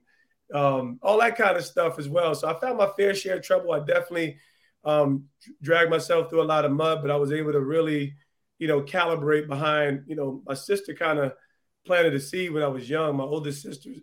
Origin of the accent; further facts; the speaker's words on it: Montclair, New Jersey, United States; also born or lived in East Orange, New Jersey; I'm an Essex County kid